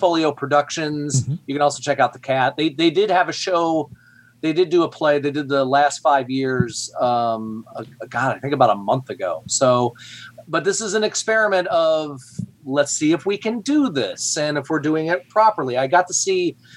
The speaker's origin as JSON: {"language": "English", "town": "Flint", "region": "Michigan", "country": "United States", "tie": "born or raised there", "moved": "yes", "lives_now": "Fishers, United States", "said": "I grew up in Flint, Michigan"}